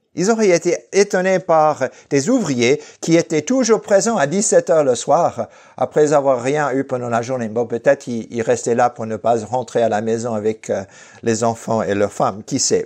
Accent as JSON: {"language": "French", "town": "Fresno", "region": "California", "country": "United States", "tie": "born or raised there", "moved": "yes", "lives_now": "Lausanne, Switzerland", "said": "dans ma ville natale de Fresno"}